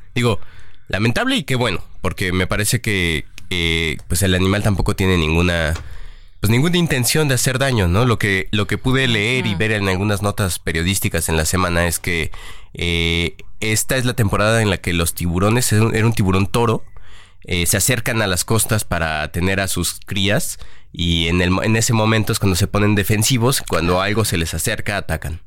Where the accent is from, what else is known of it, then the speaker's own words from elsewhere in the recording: Mexico City, Mexico; yo crecí cerca de la Basílica de Guadalupe